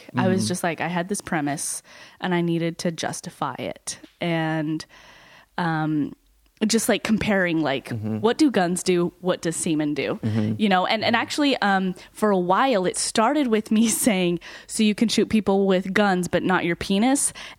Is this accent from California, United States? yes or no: no; Utah, United States; now in New York, United States; I'm from Utah.